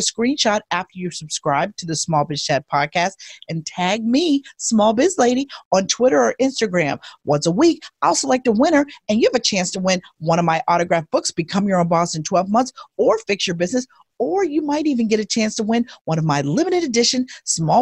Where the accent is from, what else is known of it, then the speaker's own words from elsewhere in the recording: Pittsburgh, Pennsylvania, United States; now in Philadelphia, United States; We are both from Pittsburgh